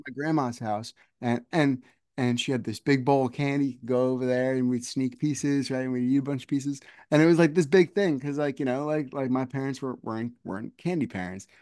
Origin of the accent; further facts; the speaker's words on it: New Jersey, United States; I grew up here in New Jersey